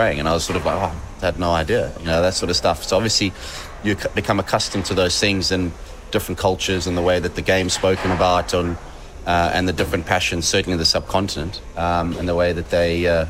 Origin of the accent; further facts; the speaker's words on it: South Africa; obviously growing up in South Africa and then applying my trade and playing for England